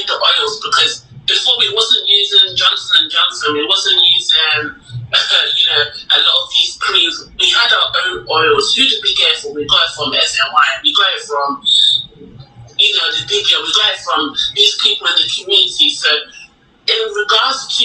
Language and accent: English; London, United Kingdom; I grew up in London